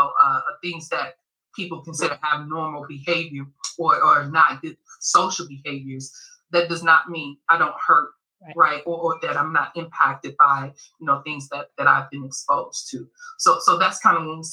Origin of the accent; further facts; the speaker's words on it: Chicago, Illinois, United States; I'm from Chicago